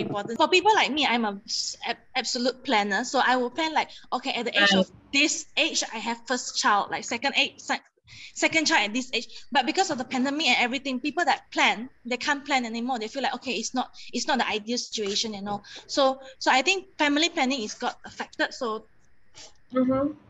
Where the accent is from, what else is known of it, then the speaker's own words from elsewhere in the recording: Kuching, Sarawak, Malaysia; moved away as an adult; now in Kuala Lumpur, Malaysia; I'm from Kuching, and and mm-hmm. I I moved here when I was 18